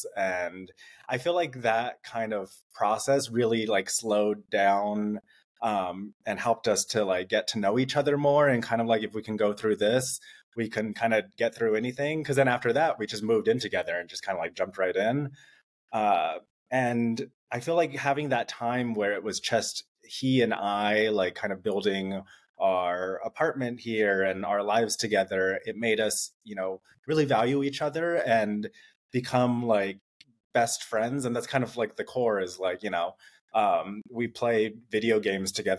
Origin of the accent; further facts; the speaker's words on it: Rancho Cucamonga, California, United States; I was born and raised in Rancho Cucamonga, just like 30 minutes from there